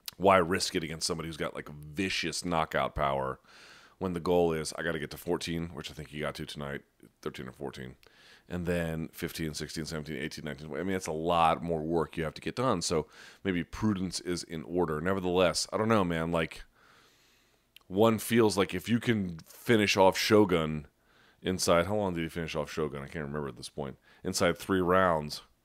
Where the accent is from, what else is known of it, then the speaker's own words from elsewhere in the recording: Washington, District of Columbia, United States; my hometown, of Washington, D C